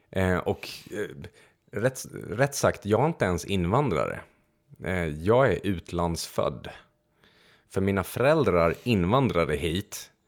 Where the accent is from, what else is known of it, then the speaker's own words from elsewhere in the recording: Transylvania, Romania; Swedish is a second language; moved away; jag föddes i Transylvanien